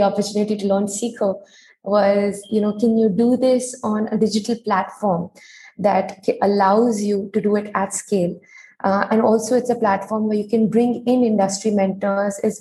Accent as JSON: {"language": "English", "region": "Delhi", "country": "India", "tie": "born or raised there", "said": "I was born and brought up in Delhi."}